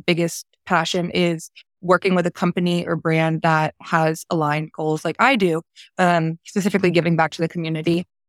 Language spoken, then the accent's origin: English; New Jersey, United States; I grew up in South Jersey, right over the bridge from Philadelphia. During my growth after high school and college, I found myself a little bit all over the East Coast, but eventually ended up back at home.